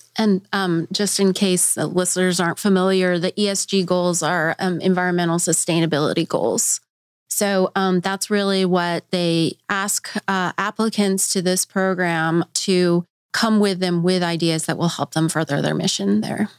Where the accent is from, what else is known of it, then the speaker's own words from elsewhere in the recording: Colorado, United States; now in Bentonville, United States; I'm from Colorado